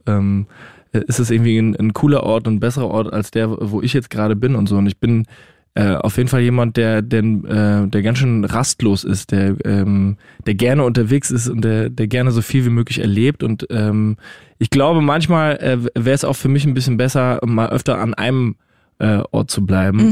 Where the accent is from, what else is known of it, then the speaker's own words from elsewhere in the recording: Rhineland-Palatinate, Germany; now in Austria; ich bin ja Pfälzer